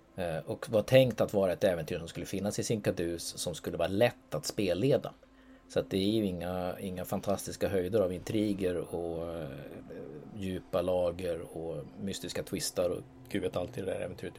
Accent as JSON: {"language": "Swedish", "country": "Norway", "moved": "yes", "lives_now": "Sweden", "said": "jag är norrman för jag bor i Sverige"}